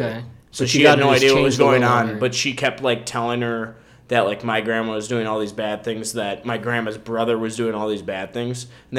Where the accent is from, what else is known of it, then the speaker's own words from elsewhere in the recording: Woodbury, Minnesota, United States; I'm from Woodbury, because that's where I've lived since I was born.